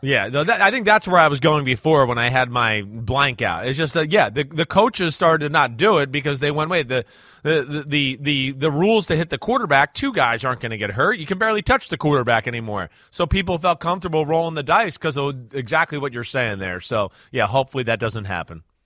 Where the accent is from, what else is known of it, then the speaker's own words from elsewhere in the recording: New Jersey, United States; She, she grew up in the same area I grew up